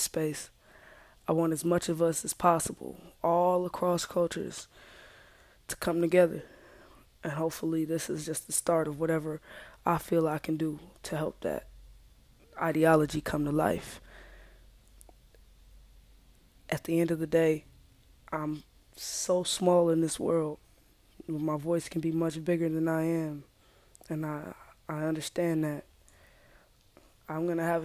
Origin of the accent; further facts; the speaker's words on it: United States; I'm African American